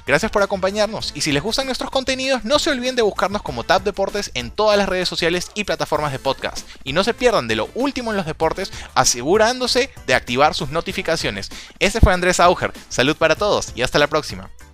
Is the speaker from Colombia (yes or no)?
no; Peru; como peruano